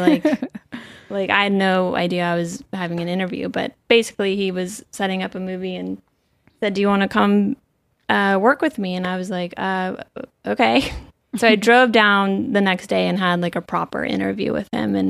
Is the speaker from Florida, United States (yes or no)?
no; Ventura, California, United States; Oh, I'm from Ventura, California.